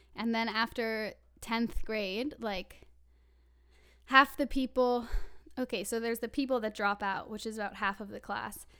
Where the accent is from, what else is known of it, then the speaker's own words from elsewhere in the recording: Vermont, United States; moved away as an adult; now in Vancouver, Canada; I'm originally from Vermont, but I go to U B C with Sam